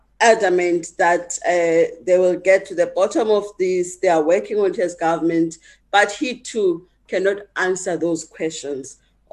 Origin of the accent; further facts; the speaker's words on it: South Africa; as a South African